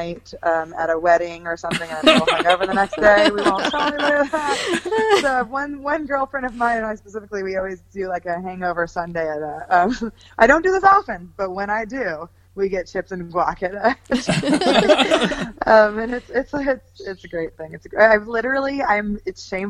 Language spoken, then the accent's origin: English; Shingle Springs, California, United States; I grew up in California, born and raised from California, Northern California, outside of Sacramento, Shingle Springs